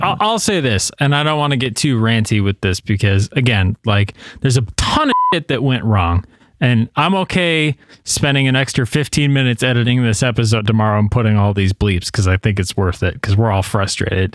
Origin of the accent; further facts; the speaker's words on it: New York, United States; now in Tennessee, United States; I live in Tennessee right now, but my home state is New York